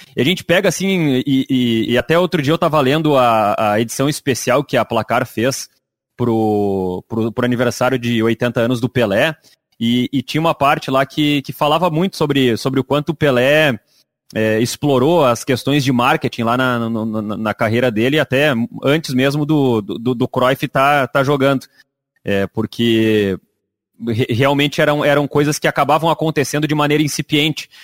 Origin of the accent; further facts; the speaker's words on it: Rio Grande do Sul, Brazil; A gente é Bergamota porque a gente é do Rio Grande do Sul